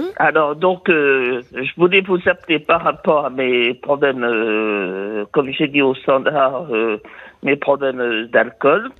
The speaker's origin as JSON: {"language": "French", "town": "Vire", "region": "Normandy", "country": "France", "tie": "born or raised there", "said": "je suis né à Vire, de pays de Michel Drucker."}